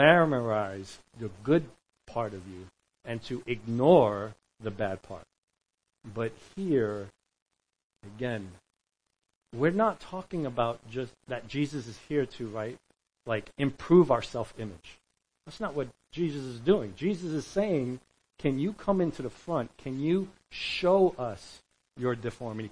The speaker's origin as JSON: {"language": "English", "region": "New York", "country": "United States", "said": "We're from New York"}